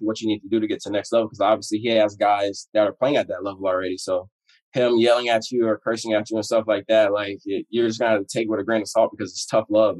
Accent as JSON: {"language": "English", "region": "Florida", "country": "United States", "moved": "as an adult", "lives_now": "Washington, United States", "said": "I'm from Florida."}